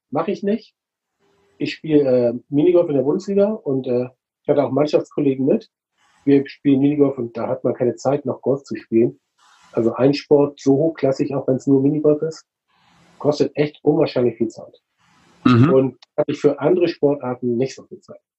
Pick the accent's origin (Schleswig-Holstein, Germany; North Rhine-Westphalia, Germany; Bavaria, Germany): Schleswig-Holstein, Germany; Flensburg; moved away as an adult; now in Hamburg, Germany; Also ich komme mehr aus Hamburg, eigentlich geborener Flensburger. Beruflich hat es mich äh, nach Hamburg verschlagen.